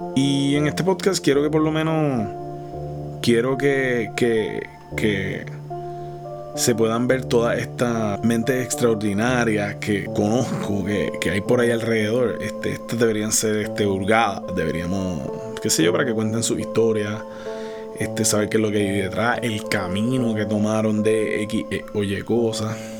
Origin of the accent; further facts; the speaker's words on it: Puerto Rico; Soy de Puerto Rico